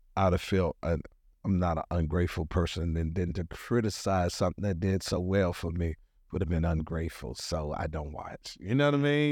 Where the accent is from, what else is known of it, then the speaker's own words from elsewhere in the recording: Washington, District of Columbia, United States; moved away; also born or lived in Atlanta, Georgia; I was born in Washington, D C. That is my birthplace where I was born